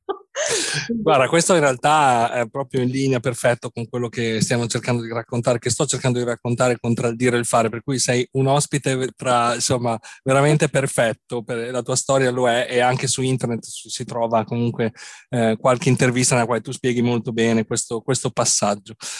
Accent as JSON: {"language": "Italian", "town": "Bologna", "region": "Emilia-Romagna", "country": "Italy", "tie": "born or raised there", "said": "Bologna è la mia città natale"}